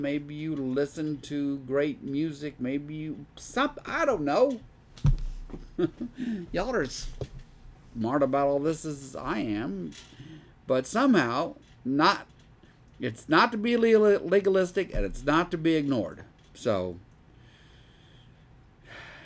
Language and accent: English; Deep South, United States; I grew up in the Deep South